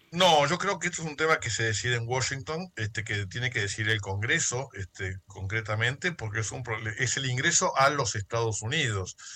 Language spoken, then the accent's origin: Spanish; Argentina; hablo como abogado argentino